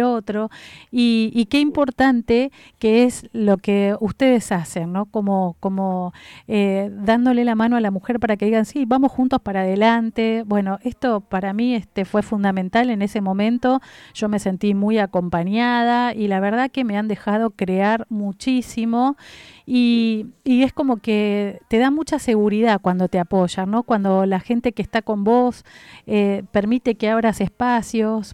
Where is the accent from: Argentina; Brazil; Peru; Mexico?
Argentina; Pilar, Buenos Aires Province; mi ciudad, mi pueblo